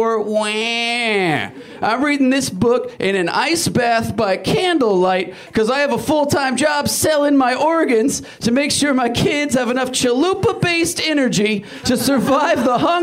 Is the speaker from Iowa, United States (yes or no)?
no; Portland, Oregon, United States; I'm from Portland